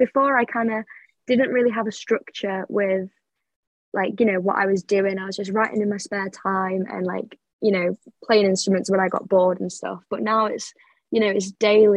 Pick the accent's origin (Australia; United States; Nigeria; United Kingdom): United Kingdom; Sheffield, Yorkshire and the Humber; moved away as an adult; now in Manchester, United Kingdom; I'm from Sheffield. I moved to Manchester last September for university